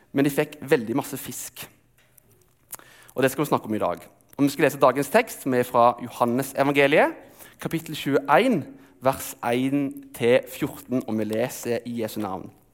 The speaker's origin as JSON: {"language": "Norwegian", "region": "Telemark", "country": "Norway", "tie": "born or raised there", "moved": "yes", "said": "Jeg er oppvokst i Telemark, og der er det ikke sjø, men det er fiskevann."}